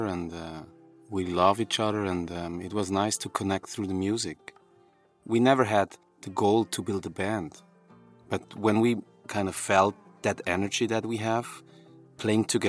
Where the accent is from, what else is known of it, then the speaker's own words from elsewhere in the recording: Switzerland; We were born and raised in Switzerland.